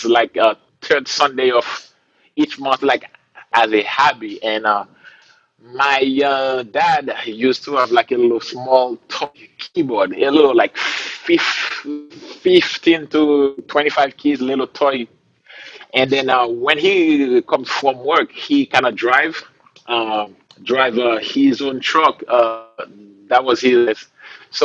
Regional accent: Haiti; moved away as an adult; now in Rhode Island, United States; I grew up in a country in the Caribbean called Haiti. Yeah, man, I was born and raised there

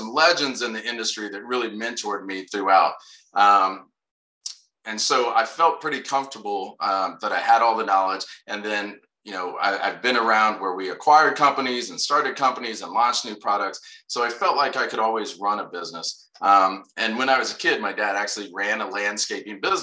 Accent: Anderson, Indiana, United States; moved away as an adult; also born or lived in Hohenfels, Germany; I grew up in a place called Anderson, Indiana, a little north of Indianapolis

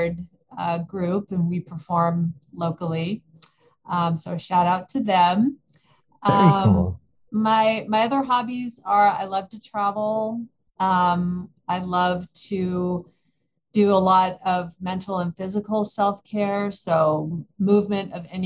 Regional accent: California, United States; now in Austin, United States; I am originally from California, but I've lived in Austin more than half my life

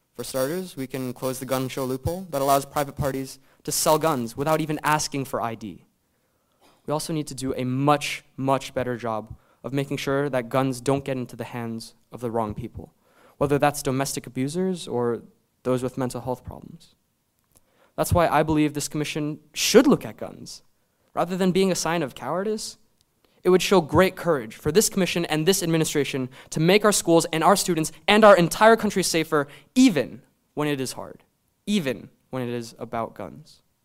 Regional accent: Maryland, United States; my home state of Maryland

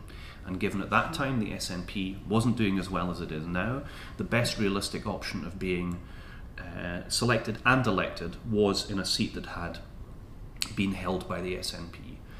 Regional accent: Edinburgh, Scotland, United Kingdom; also born or lived in London / Moray; I grew up in Stockbridge. I went to Broughton High School. My first jobs were in the centre of Edinburgh. It's where I've come back to. It's Edinburgh is where I live.

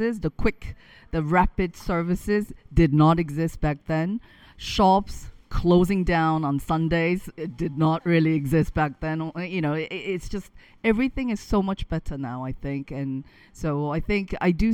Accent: South Korea; now in Manosque, France; I come from Korea, where everything is just instantaneous

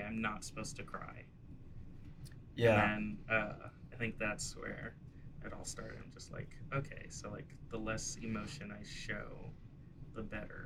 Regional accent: New York City, New York, United States; I grew up in the Bronx, New York

